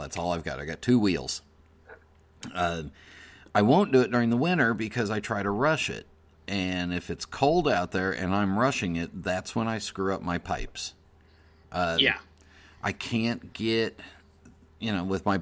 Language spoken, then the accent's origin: English; Los Angeles, California, United States; I grew up in the San Fernando Valley